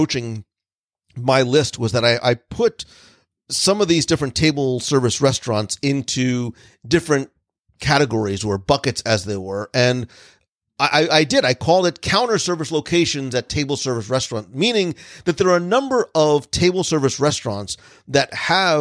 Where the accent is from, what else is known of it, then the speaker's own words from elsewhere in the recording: New Jersey, United States; now in Florida, United States; I grew up in New Jersey where diners were a thing